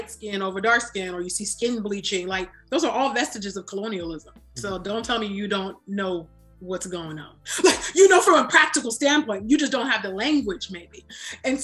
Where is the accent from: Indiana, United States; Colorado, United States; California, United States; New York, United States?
California, United States; my own social location as West African, although born and raised in California, first gen